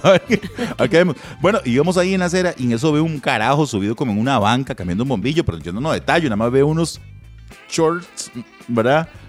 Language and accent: Spanish; Moravia, San José, Costa Rica; yo soy de Moravia